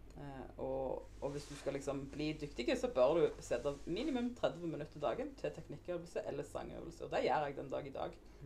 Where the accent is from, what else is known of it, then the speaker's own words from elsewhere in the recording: Undheim, Rogaland, Norway; also born or lived in Nærbø; Jeg er fra Undheim. Eh, jeg er født på Nærbø.